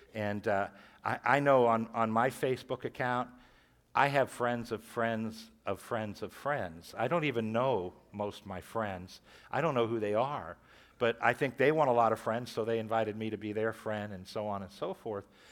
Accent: Warren, Ohio, United States; I, I grew up in Catholic school. I went through John F. Kennedy here in Warren, freshman, sophomore, junior year.

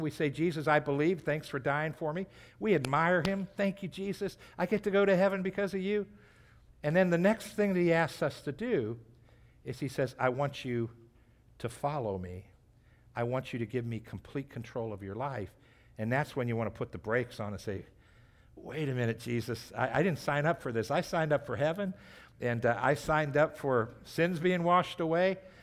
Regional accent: United States; as American Christians

